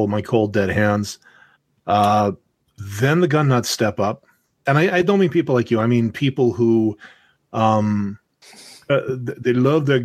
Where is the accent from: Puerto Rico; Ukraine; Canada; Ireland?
Canada; I'm Canadian